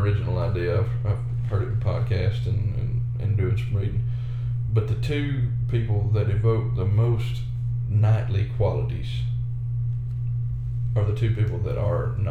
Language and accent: English; Mississippi, United States; We are from Mississippi